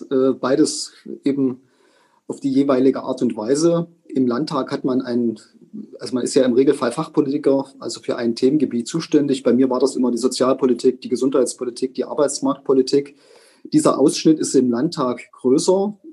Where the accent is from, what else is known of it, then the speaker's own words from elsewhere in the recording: Saxony, Germany; Ich bin gerne Sachse, ich bin stolzer Sachse, ich freue mich, dass ich aus Sachsen komme